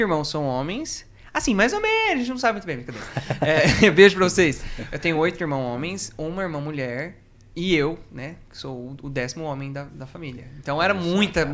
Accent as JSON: {"language": "Portuguese", "country": "Brazil", "tie": "born or raised there", "also_born_or_lived": "Matinhos, Paraná", "moved": "yes", "said": "nós voltamos para onde a gente morava, que era uma ilha. Que ficava. Uma ilha? Uma ilha, que ficava. Que fica, na verdade, no Rio Paraná."}